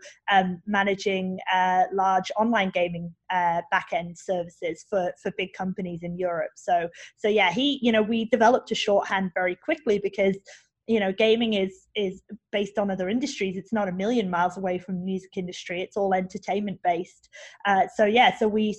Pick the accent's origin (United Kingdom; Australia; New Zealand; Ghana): United Kingdom; England; I'm English